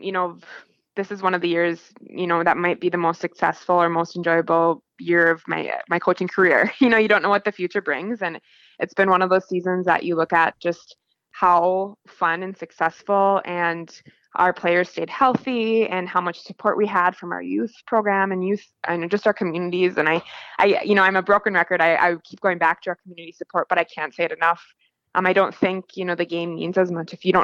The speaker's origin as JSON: {"language": "English", "town": "Cloquet", "region": "Minnesota", "country": "United States", "tie": "born or raised there", "said": "I grew up in Cloquet"}